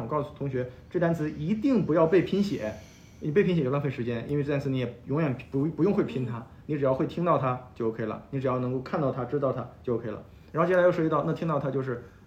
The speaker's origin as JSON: {"language": "Chinese", "town": "Shenyang", "region": "Liaoning", "country": "China", "tie": "born or raised there", "moved": "yes", "lives_now": "Beijing, China", "said": "我的家乡沈阳嘛，沈阳就是一个二， 二线城市嘛"}